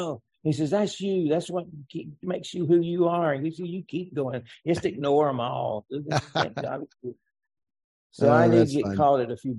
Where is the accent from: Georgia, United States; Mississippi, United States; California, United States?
Georgia, United States; Atlanta; now in Jacksonville, United States; I was born in Atlanta, Georgia.